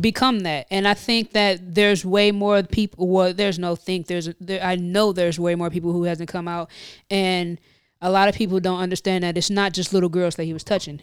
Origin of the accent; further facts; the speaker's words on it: Midwest, United States; now in New Jersey, United States; I'm from the Midwest